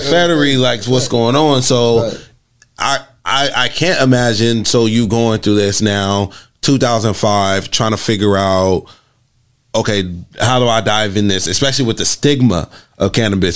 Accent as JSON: {"language": "English", "town": "Los Angeles", "region": "California", "country": "United States", "tie": "born or raised there", "said": "being born and raised in Los Angeles"}